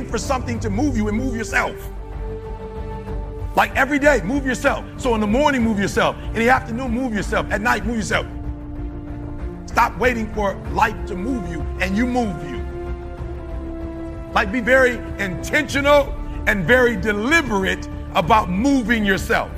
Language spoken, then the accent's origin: English; Detroit, Michigan, United States; I'm from Detroit